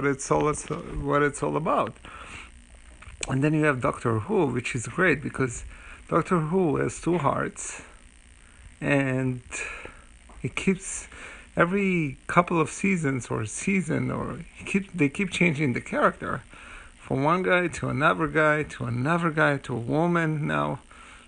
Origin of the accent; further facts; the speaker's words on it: United States; As an American